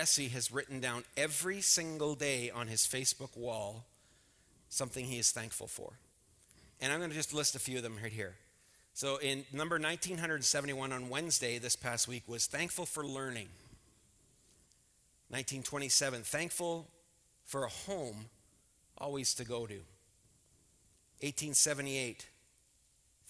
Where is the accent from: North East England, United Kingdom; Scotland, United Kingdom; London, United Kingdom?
Scotland, United Kingdom; I'm Scottish.